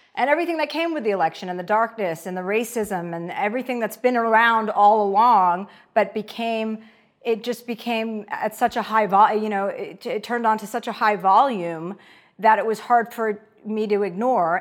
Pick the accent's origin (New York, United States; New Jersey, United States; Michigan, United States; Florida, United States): New Jersey, United States; moved away; I'm from New Jersey. My dad's a used car dealer